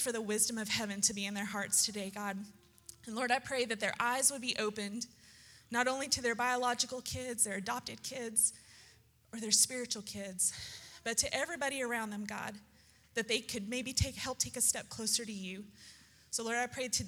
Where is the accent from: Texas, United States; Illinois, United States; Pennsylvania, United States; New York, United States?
Texas, United States; growing up in Texas